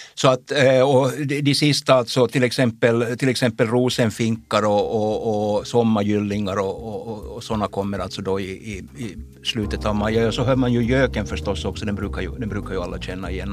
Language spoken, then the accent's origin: Swedish; Jakobstad, Ostrobothnia, Finland; jag kommer ju från Jakobstad